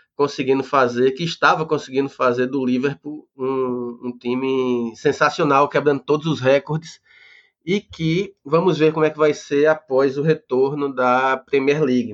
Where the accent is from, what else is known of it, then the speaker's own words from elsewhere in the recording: Recife, Pernambuco, Brazil; eu sou do, do Recife também